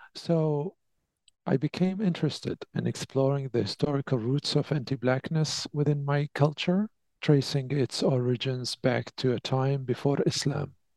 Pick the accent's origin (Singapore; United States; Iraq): Iraq; Basra, Basra Governorate; moved away as an adult; also born or lived in Baghdad, Iraq; now in Canada; I was born and raised in Basra, which is the second largest city in the south of Iraq